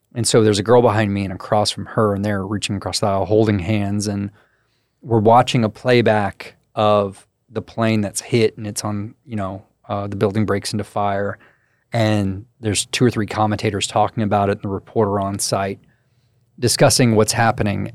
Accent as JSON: {"language": "English", "town": "Crestview", "region": "Florida", "country": "United States", "said": "I'm from Crestview, so it's a very military heavy"}